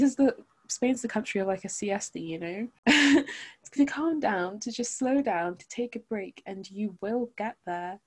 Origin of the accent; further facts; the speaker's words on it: London, United Kingdom; I grew up in London.